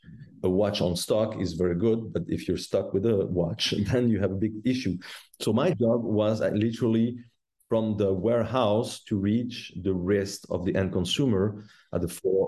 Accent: La Chaux-de-Fonds, Neuchâtel, Switzerland; I was born and raised in the Watch Valley in La Chaux-de-Fonds

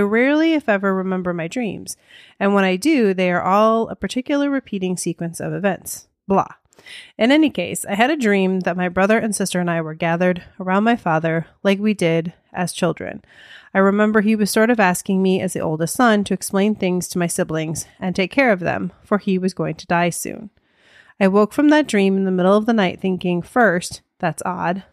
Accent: United States; accent: American; my American accent

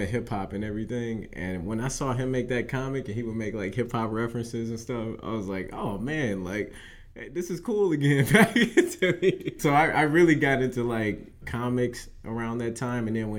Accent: Detroit, Michigan, United States; moved away as an adult; also born or lived in Southfield, Michigan; now in California, United States; I'm from Detroit, Michigan. I spent the first 10 years of my life in Detroit.

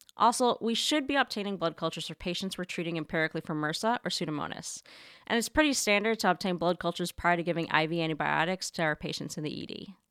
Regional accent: Canada; moved away as an adult; now in New York City, United States; growing up in Canada, my mom would send me to school every single day

